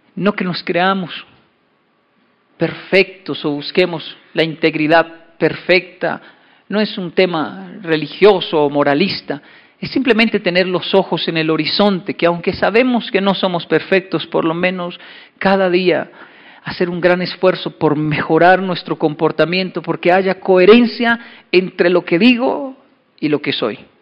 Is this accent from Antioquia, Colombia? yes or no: no; Bogotá, Colombia; moved away; also born or lived in Japan; yo soy de Ciudad Bolívar